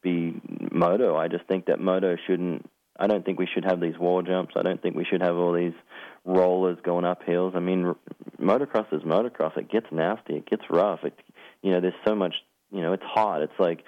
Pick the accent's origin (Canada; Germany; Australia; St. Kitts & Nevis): Australia; moved away; I was from Australia